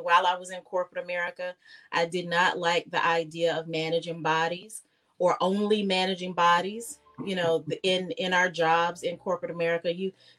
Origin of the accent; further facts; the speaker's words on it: Fayetteville, North Carolina, United States; also born or lived in Charlotte, North Carolina; now in Richmond, United States; I am from Fayetteville, North Carolina